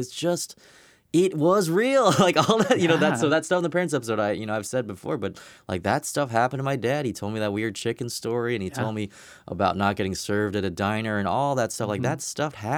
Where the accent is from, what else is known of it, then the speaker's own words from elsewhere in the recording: Riverside, California, United States; I was an Asian kid growing up in Riverside, California, which is very much not